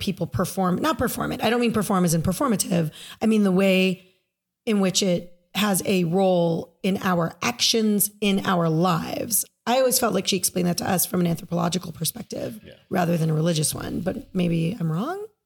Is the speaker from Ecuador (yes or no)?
no; United States